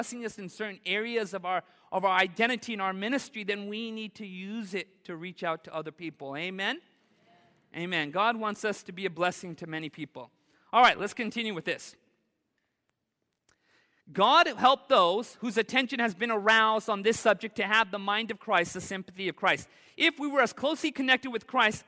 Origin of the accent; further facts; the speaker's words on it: Southern California, United States; I grew up in Southern California